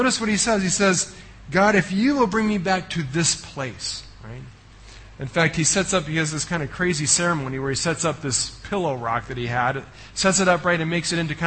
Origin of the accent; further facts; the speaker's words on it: United States; moved away; I come from the United States